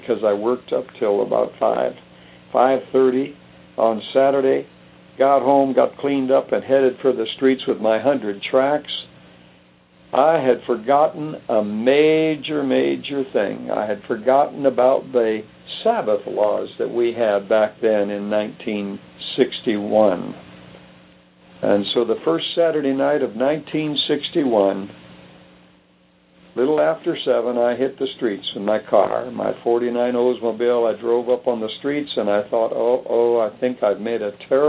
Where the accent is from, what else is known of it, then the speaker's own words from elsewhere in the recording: Phoenix, Arizona, United States; also born or lived in Livingston, Montana; In 1944, we moved down during the war into Phoenix, Arizona, and that's where I grew up